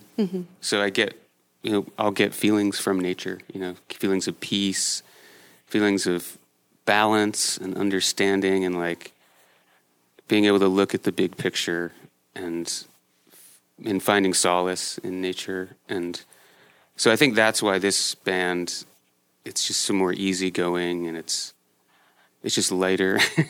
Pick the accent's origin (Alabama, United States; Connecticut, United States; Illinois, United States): Connecticut, United States; now in Portland, United States; I was born and raised in Connecticut.